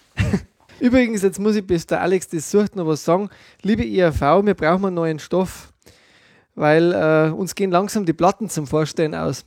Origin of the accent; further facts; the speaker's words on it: Germany; bei uns in Deutschland